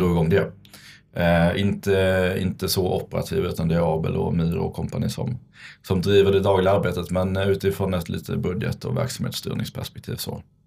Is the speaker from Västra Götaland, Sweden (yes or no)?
no; Vinslöv, Skåne, Sweden; moved away; född och uppvuxen i Vinslöv, en liten håla nere i Skåne, utanför Kristianstad.